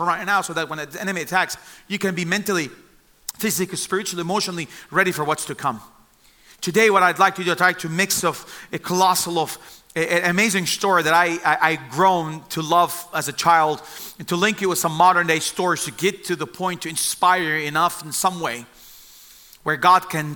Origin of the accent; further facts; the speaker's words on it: Bethlehem, West Bank, Palestine; also born or lived in Jerusalem; I was born in Jerusalem and I grew up in the city of Bethlehem